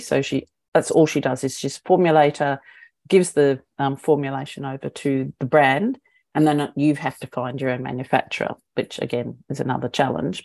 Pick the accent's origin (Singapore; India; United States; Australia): Australia; moved away as an adult; also born or lived in New Zealand / United Kingdom / Hong Kong; I'm Australian